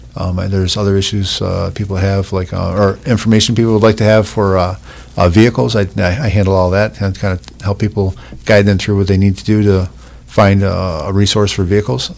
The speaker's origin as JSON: {"language": "English", "area": "Oswego County", "region": "New York", "country": "United States", "tie": "born or raised there", "said": "I grew up in Oswego County"}